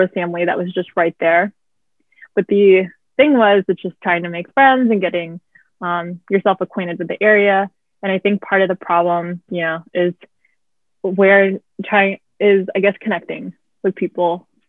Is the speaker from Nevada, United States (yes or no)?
yes; Las Vegas, Nevada, United States; also born or lived in Boston / San Diego / Midwest; now in Arlington, United States; I'm originally from Las Vegas